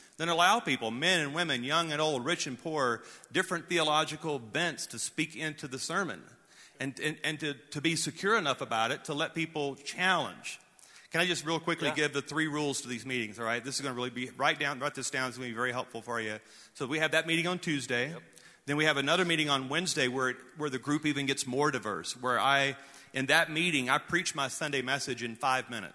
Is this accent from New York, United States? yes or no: no; North Louisiana, United States; growing up in North Louisiana